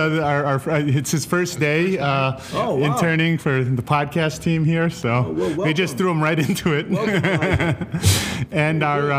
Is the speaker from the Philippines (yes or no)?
yes; Philippines; I'm not even Russian. I'm Filipino.